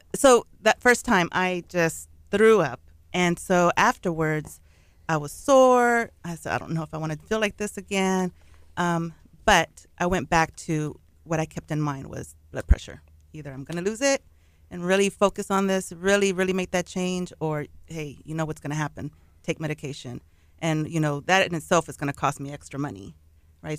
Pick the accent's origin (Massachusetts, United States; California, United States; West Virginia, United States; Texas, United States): Texas, United States; Pasadena; I'm from Pasadena, Texas, originally born and raised there, lived all there all my life